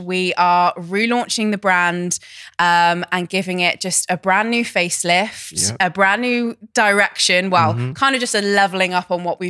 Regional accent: near Cheltenham, South West England, United Kingdom; Cheltenham is like near my hometown.

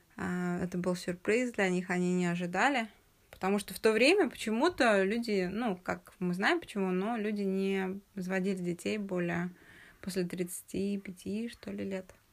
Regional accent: Uralsk, West Kazakhstan Region, Kazakhstan; also born or lived in Russia; Я родилась в Уральске

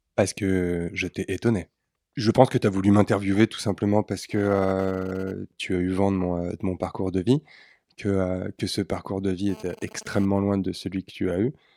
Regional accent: Neuilly-sur-Seine, Île-de-France, France; also born or lived in Austria; je suis né à Neuilly-sur-Seine. J'ai vécu toute mon enfance dans les quartiers cossus de, de l'Ouest parisien

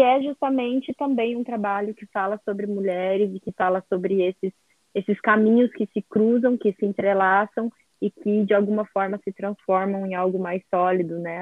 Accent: Brazil; Eu sou do Brasil

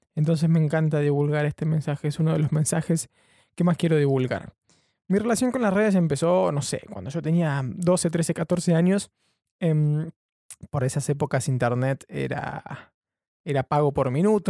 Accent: Argentina; now in London, United Kingdom; soy un periodista argentino viviendo en Londres

